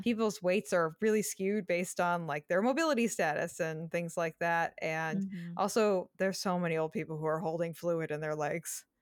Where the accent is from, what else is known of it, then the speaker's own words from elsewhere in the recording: Massachusetts, United States; I grew up in Massachusetts